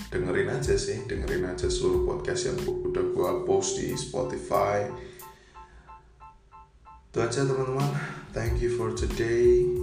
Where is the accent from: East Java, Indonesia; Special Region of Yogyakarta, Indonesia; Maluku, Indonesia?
Special Region of Yogyakarta, Indonesia; Yogyakarta; born there; kemudian tentu saja tim dari kota kelahiran saya Bima, uh, Bima Perkasa Jogja itu masih bermain juga.